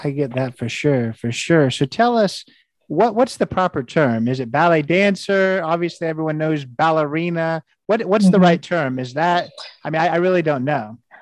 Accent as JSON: {"language": "English", "region": "Indiana", "country": "United States", "said": "I'm from Indiana, I live in Indianapolis"}